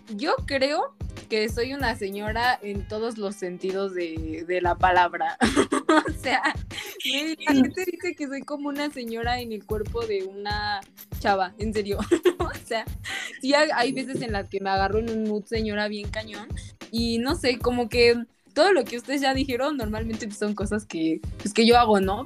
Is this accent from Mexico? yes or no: yes; Mexico